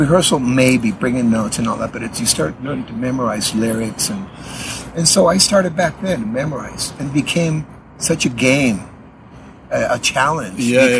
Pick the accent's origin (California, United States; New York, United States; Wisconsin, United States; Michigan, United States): California, United States; San Diego; born there; I'm a U.S. citizen. I was born in San Diego.